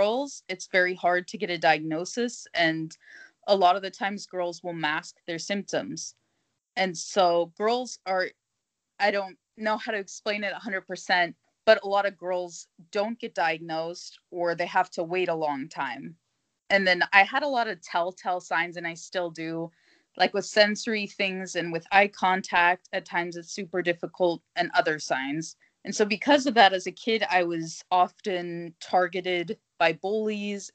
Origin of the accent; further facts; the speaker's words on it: United States; now in Germany; I'm originally from America, but right now I live in Germany.